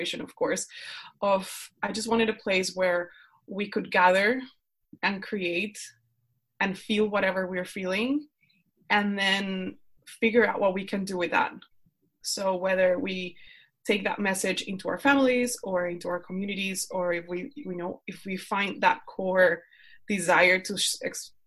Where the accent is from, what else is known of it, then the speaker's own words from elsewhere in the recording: Colombia; English is a second language; moved away as an adult; now in Netherlands; I'm from Colombia. I live in the Netherlands. I moved here because my husband is Dutch